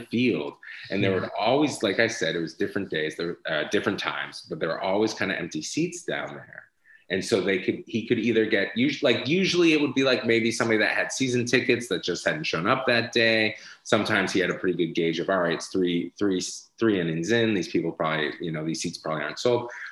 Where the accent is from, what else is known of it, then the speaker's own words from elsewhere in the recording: Boston, Massachusetts, United States; moved away; also born or lived in San Francisco; I grew up in Boston